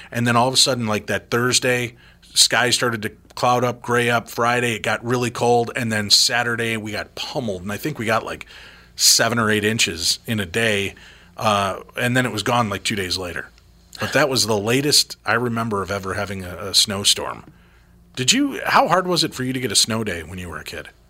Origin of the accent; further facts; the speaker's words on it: Illinois, United States; I grew up in Illinois